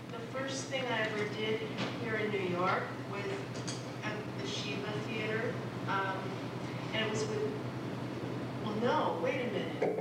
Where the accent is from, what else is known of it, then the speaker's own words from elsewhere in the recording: Philippines; moved away; growing up in the Philippines